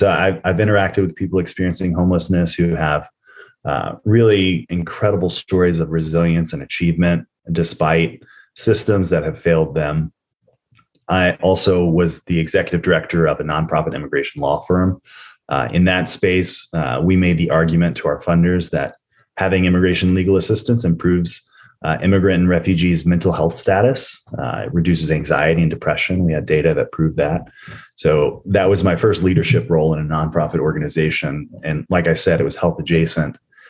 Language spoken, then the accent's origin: English; Nashville, Tennessee, United States; growing up in the South. I'm in Nashville, Tennessee right now. That's where I was born and raised.